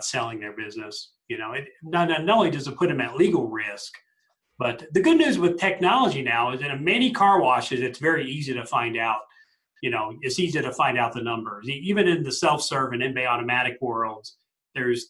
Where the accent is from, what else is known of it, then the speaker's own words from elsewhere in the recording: Colorado Springs, Colorado, United States; here in my hometown of Colorado Springs